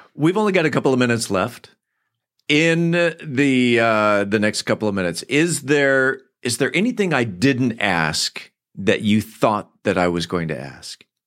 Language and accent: English; San Diego, California, United States; moved away; I grew up in San Diego